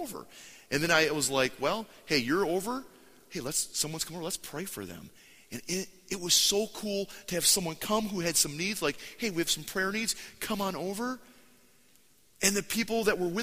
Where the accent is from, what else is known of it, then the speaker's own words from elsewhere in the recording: United States; we're American